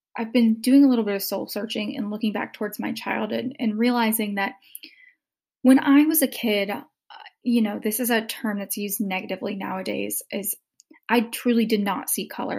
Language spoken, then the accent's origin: English; the South, United States; growing up in the South with a very racially biased family